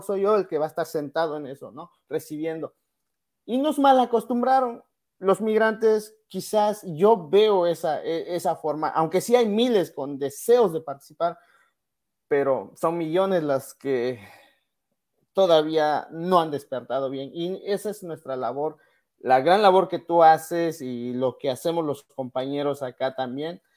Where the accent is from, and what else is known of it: Mexico; moved away